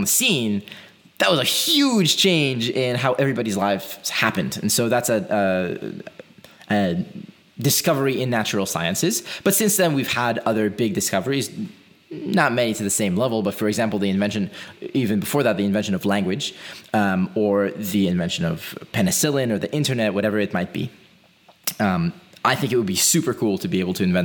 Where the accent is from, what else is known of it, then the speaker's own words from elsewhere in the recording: Israel; moved away; I'm originally from Israel.